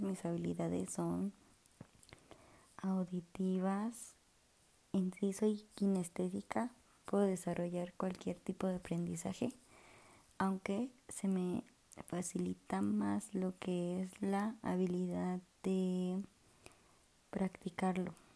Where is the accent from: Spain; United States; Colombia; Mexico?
Mexico; Puebla; soy de Puebla